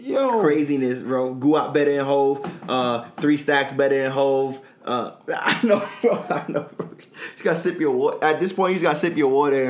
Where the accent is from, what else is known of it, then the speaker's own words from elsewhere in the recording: Atlanta, Georgia, United States; Atlanta. Hey, bruh, I'm from Atlanta.